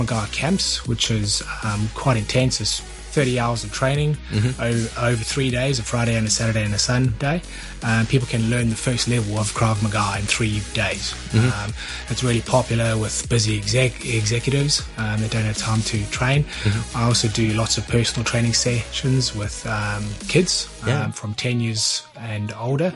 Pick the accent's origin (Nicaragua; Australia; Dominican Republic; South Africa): South Africa; also born or lived in New Zealand; now in Hong Kong; I'm originally from South Africa, but actually been living in New Zealand for 20 years.